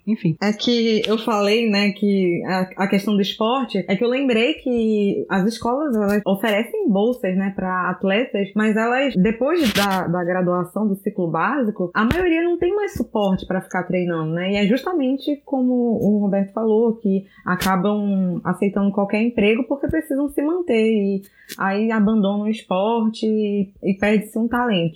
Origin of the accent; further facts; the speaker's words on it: Manaus, Amazonas, Brazil; Eu cresci em Manaus